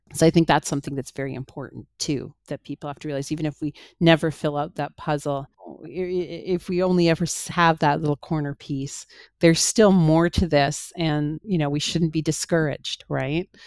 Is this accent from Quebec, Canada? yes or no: no; Toronto, Ontario, Canada; in my hometown